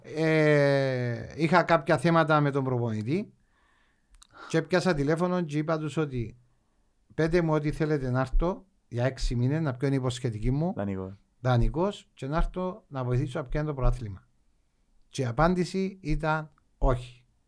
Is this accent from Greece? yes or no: no; Agios Nikolaos, Limassol District, Cyprus; γεννήθηκα στον Άι Νικόλα